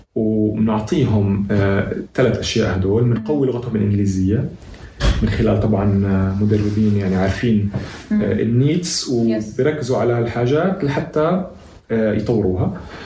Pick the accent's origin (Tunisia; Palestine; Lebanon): Palestine; احنا كشعب فلسطيني